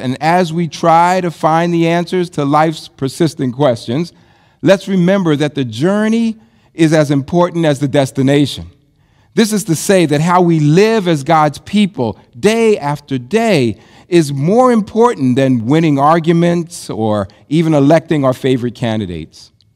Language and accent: English; United States